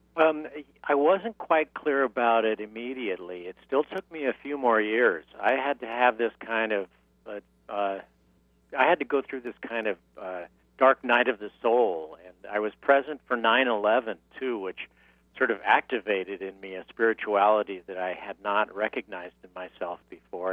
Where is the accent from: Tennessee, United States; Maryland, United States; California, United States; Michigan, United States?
California, United States; San Diego; moved away; also born or lived in New York; I'm from San Diego, California, originally